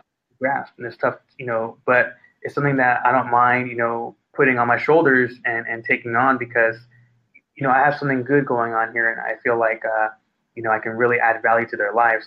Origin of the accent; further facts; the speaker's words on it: Inglewood, California, United States; I come from Inglewood, California